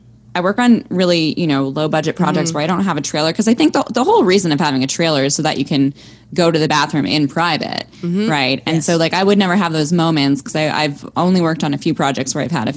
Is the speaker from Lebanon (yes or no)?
no; Toronto, Ontario, Canada; also born or lived in Montreal; I'm from Toronto. Born and raised